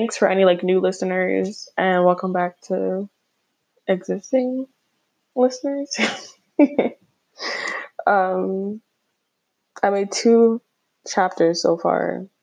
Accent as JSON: {"language": "English", "region": "Florida", "country": "United States", "moved": "yes", "said": "I'm originally from Florida"}